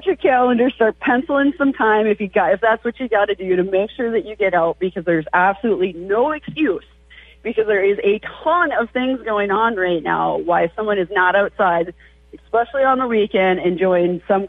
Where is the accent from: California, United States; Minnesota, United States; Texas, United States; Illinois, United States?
Minnesota, United States; we're from Minnesota